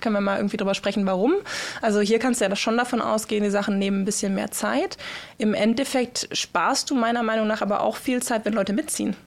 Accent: Germany; now in Norway; als Deutsche

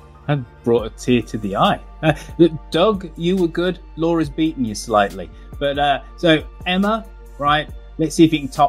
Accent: Birmingham, West Midlands, United Kingdom; I'm incredibly proud of my hometown. And I think it's one of the gems of England.

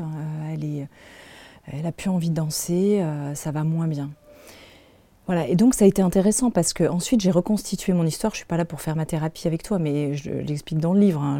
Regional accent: Paris, Île-de-France, France; je suis née en France, je suis née à Paris

